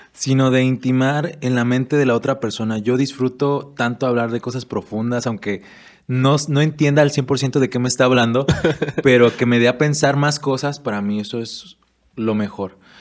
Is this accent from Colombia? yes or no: no; Erongarícuaro, Michoacán, Mexico; also born or lived in Guadalajara, Jalisco; yo de verdad me siento afortunado de haber nacido y crecido aquí en Eronga